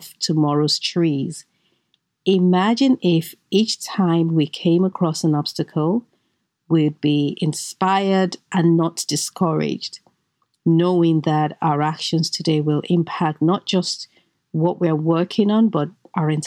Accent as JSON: {"language": "English", "country": "Nigeria", "tie": "born or raised there", "said": "I grew up in Nigeria"}